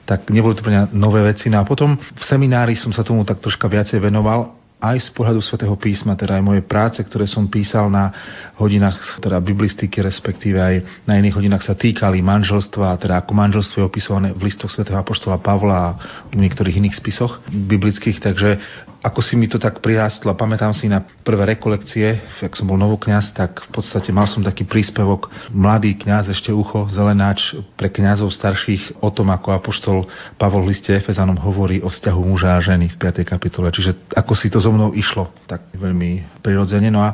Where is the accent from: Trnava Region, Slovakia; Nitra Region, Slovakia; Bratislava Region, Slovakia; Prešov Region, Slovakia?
Prešov Region, Slovakia; Ostrovany; now in Košice, Slovakia; Narodil som sa ako všetci toho roku v Prešove, v nemocnici, ale vyrastal som v dedinke v Ostrovanoch, pri Prešove, pri Sabinove